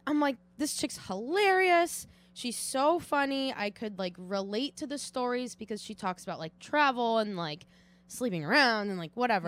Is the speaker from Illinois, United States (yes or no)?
no; Watertown, Massachusetts, United States; from Watertown, Massachusetts